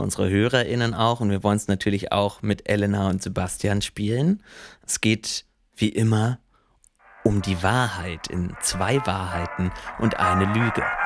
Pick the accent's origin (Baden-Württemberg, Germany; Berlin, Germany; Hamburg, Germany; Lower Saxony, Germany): Lower Saxony, Germany; about ten kilometres from Lüneburg; Das war so zehn Kilometer weg von da, wo ich aufgewachsen bin.